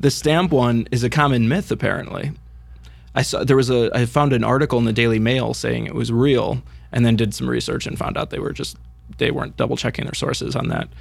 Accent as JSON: {"language": "English", "country": "United States", "said": "us on this side of the pond"}